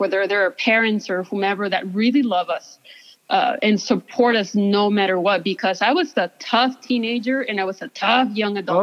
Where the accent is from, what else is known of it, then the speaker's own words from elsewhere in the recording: Ciudad Juárez, Chihuahua, Mexico; now in El Paso, United States; I am from Ciudad Juarez. I was born and raised there.